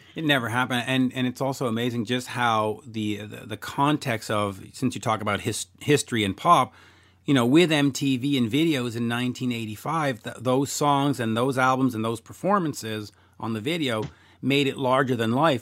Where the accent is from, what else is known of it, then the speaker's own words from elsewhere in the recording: Canada; I'm Canadian